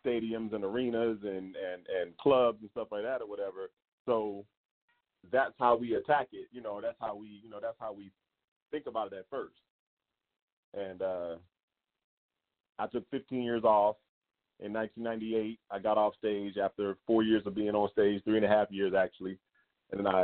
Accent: the South, United States; also born or lived in Philadelphia, Pennsylvania; now in Las Vegas, United States; I also spent a lot of time in the South. So the majority of my, you know, my formidable years, high school years and everything like that, were spent in the South.

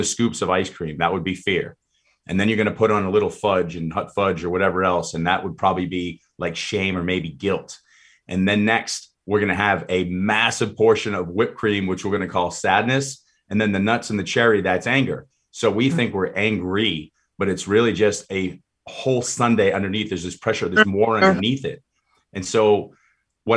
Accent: Boston, Massachusetts, United States; moved away; I grew up in Boston

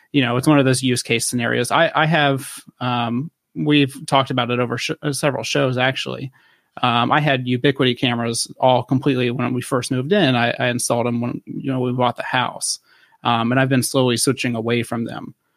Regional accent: western Ohio, United States; I'm originally from the, the western side of Ohio

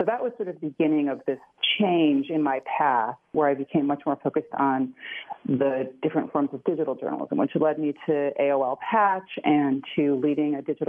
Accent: Chicago, Illinois, United States; I'm from Chicago, which is where the quote originated, to afflict the comfortable and comfort the afflicted. And I grew up at a time when journalism was pretty robust in Chicago.

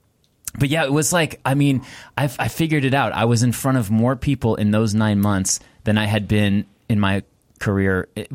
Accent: Thousand Oaks, California, United States; Thousand Oaks. So I was, you know, what everyone thinks is the valley, but it's the Conejo Valley.

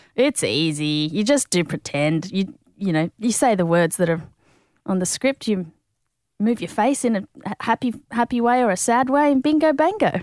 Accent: Sydney, New South Wales, Australia; I grew up in, I guess, South Sydney, in, around Peakhurst

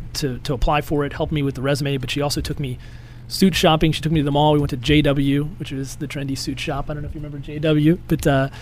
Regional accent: central Illinois, United States; Grew up in central Illinois.

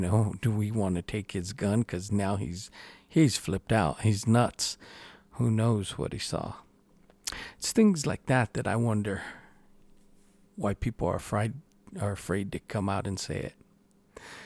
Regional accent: New Mexico, United States; here in my home state

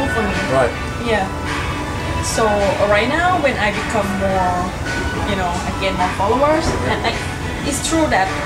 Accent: Bangkok, Thailand; English is a second language; moved away; I'm from Thailand, Bangkok

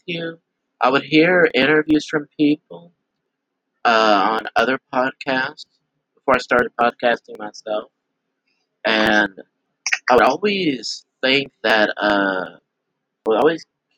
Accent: Eunice, Louisiana, United States; I am from Eunice, Louisiana

